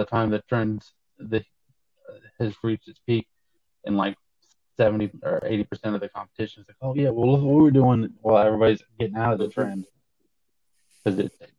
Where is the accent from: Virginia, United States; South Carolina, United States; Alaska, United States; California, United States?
South Carolina, United States; We're both from South Carolina.